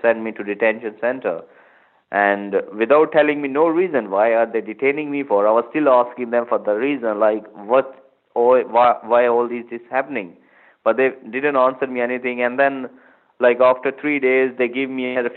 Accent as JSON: {"language": "English", "country": "Pakistan", "moved": "as an adult", "lives_now": "United Kingdom", "said": "I came from Pakistan and I came in 2011 to study business management"}